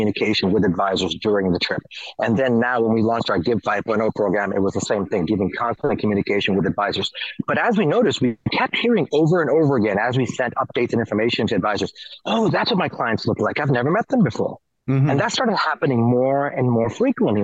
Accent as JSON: {"language": "English", "region": "New York", "country": "United States", "also_born_or_lived": "India / Kenya", "said": "I'm more New Yorker than I am anything else"}